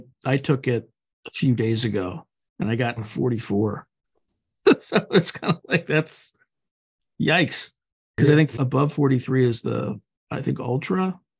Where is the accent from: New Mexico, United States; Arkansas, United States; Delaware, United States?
Delaware, United States; Wilmington; I grew up like you in Wilmington, Delaware.